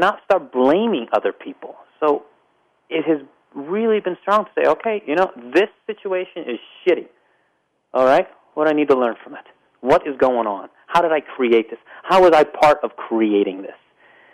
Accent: Pittsburgh, Pennsylvania, United States; moved away; also born or lived in Las Vegas; my hometown of Pittsburgh, Pennsylvania

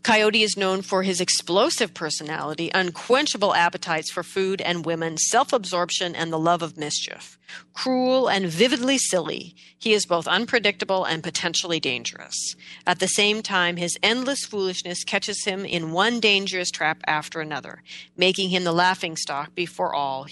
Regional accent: Pacific Northwest, United States; In the Pacific Northwest here, where I am from

